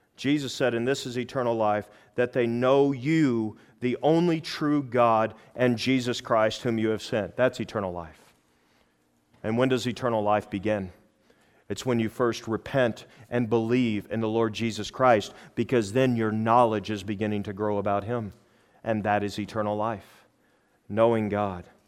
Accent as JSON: {"language": "English", "country": "United States", "said": "I'm from America"}